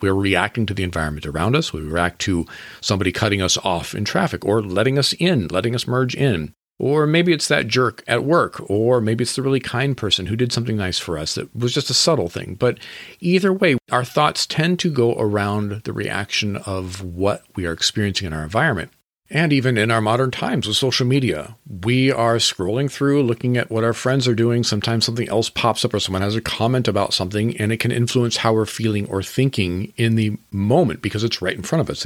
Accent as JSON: {"language": "English", "region": "Washington", "country": "United States", "tie": "born or raised there", "said": "I grew up in Washington State"}